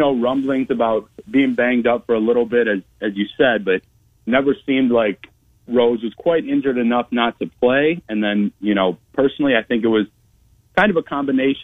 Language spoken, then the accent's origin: English; Madison, Wisconsin, United States; moved away as an adult; also born or lived in Rockford, Illinois / Waunakee, Wisconsin; now in Iowa, United States; I'm a Midwest native myself, born in Rockford, Illinois. I grew up in Madison, Wisconsin